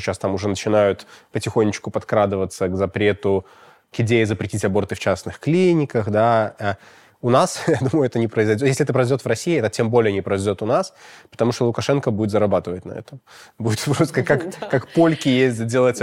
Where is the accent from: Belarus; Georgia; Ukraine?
Belarus; у нас, э, в Беларуси